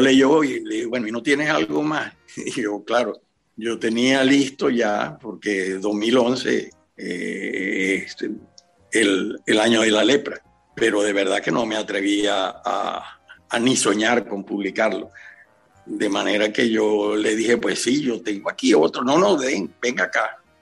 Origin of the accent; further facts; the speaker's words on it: Maracaibo, Zulia, Venezuela; now in Spain; yo soy maracucho